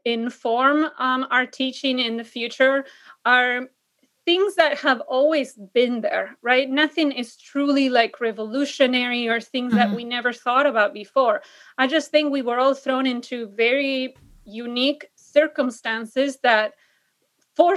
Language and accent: English; Argentina; English is a second language; moved away as an adult; also born or lived in San Diego, United States; now in Illinois, United States; I fell in love with American English because in Argentina, the default or the standard, if you want to call it that, is British English. And so I went to a school specifically that taught American English.